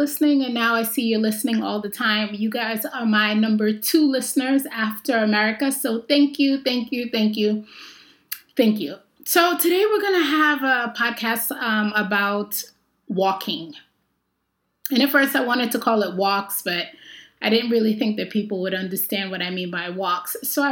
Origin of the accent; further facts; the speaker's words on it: New York, United States; I grew up in New York